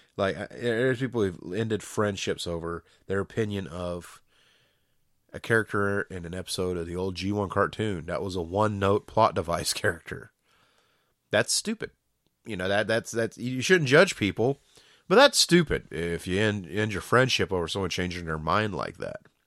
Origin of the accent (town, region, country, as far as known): Georgia, United States